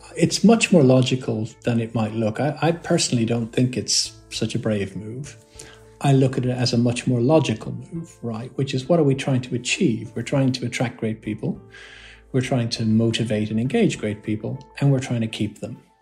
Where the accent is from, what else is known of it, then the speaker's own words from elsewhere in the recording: Ireland; moved away as an adult; also born or lived in London / Birmingham; I was born in London, but then we you know grew up and was educated in Ireland